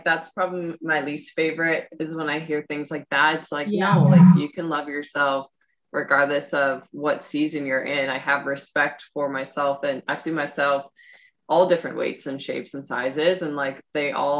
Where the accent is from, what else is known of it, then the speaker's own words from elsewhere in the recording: Midwest, United States; I'm from the Midwest.